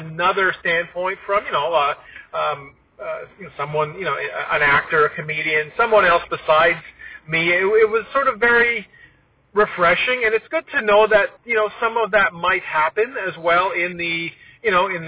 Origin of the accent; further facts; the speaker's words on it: Toronto, Ontario, Canada; growing up in Toronto, on SCTV